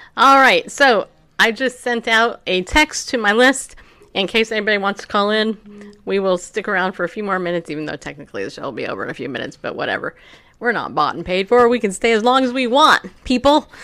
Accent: California, United States; I grew up in California. I was seven years old when I moved there

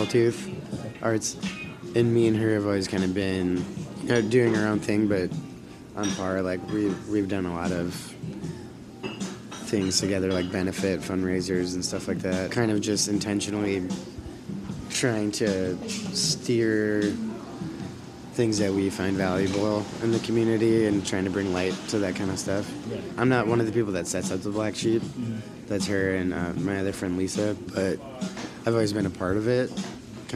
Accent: Madison, Wisconsin, United States; also born or lived in Portland / Boston; I was born in Madison, yeah. On the south, I guess it'd be southwest side. Raymond Road, Russet Road, that's the neighborhood I grew up

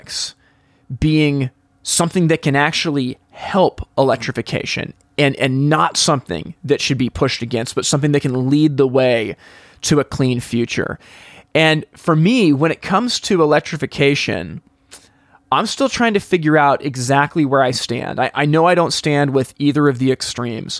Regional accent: West Coast of the United States, United States; I'm from the West Coast of the United States.

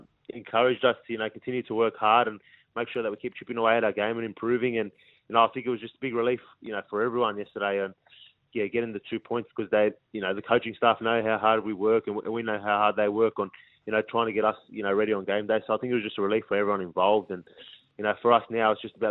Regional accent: Parramatta, New South Wales, Australia; born and raised in the Parramatta, like, area

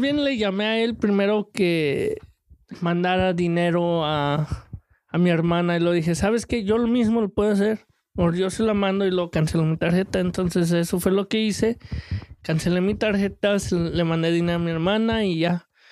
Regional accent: Mexico; el mexicano

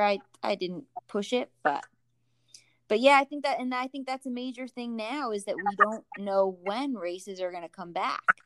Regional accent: New Jersey, United States; moved away; I'm from New Jersey

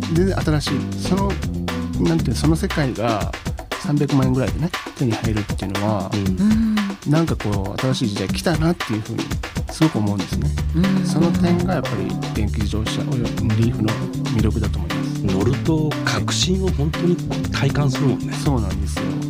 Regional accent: Okayama, Japan; first language Japanese; 岡山県生まれ

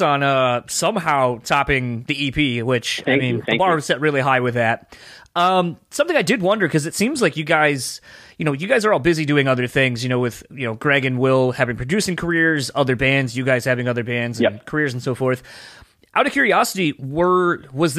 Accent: Delaware, United States; moved away; I'm from the East Coast originally, Delaware.

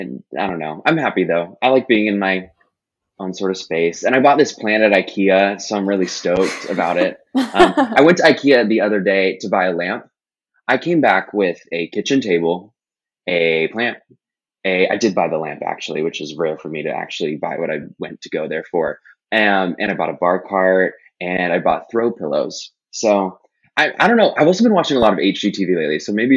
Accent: Seattle, Washington, United States; also born or lived in Texas / California / Boston / New York; But I was born in Texas. I mostly grew up in Seattle. I moved to California again.

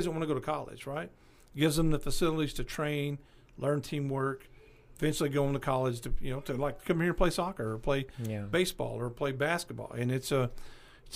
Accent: Paris, Arkansas, United States; also born or lived in Bakersfield, California; now in Clarksville, United States; Paris, my hometown over there

